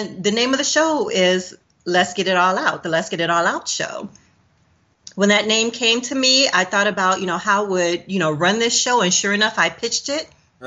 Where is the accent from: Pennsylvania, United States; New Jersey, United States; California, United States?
California, United States; Los Angeles; now in Atlanta, United States; I got here in 94, but I'm from South Central, Los Angeles, West Side